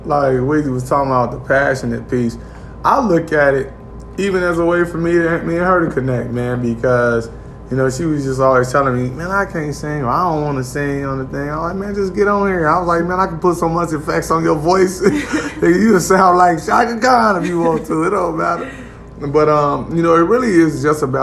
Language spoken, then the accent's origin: English; Gary, Indiana, United States; Gary, Indiana, in the building, my hometown